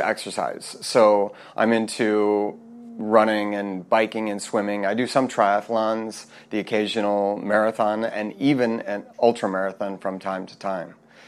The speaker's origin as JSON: {"language": "English", "town": "Minneapolis", "region": "Minnesota", "country": "United States", "also_born_or_lived": "Korea", "moved": "as an adult", "lives_now": "South Korea", "said": "I'm here from Minneapolis, Minnesota. I've been here in Korea for a long time now"}